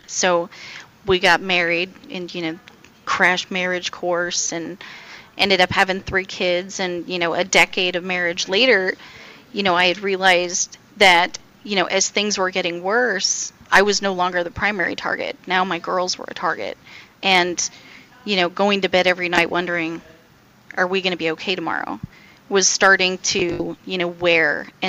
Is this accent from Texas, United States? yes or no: yes; Fort Worth, Texas, United States; I am from Fort Worth, Texas.